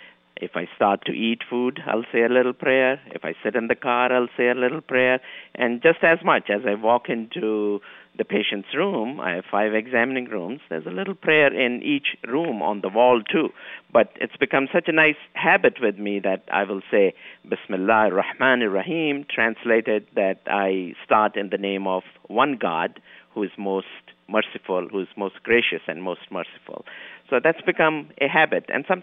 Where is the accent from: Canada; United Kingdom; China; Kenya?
Kenya; moved away as an adult; also born or lived in Pakistan; now in New York, United States; I was born in Kenya, East Africa. The family moved from Pakistan to Africa about 200 years ago. So we were born and brought up there.